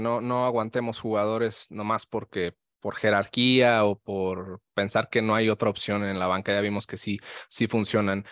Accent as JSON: {"language": "Spanish", "town": "León", "region": "Guanajuato", "country": "Mexico", "said": "yo soy de León, Guanajuato"}